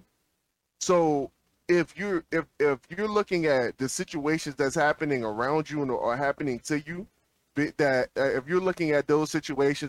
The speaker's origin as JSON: {"language": "English", "town": "Petersburg", "region": "Virginia", "country": "United States", "said": "I was from Petersburg, Virginia"}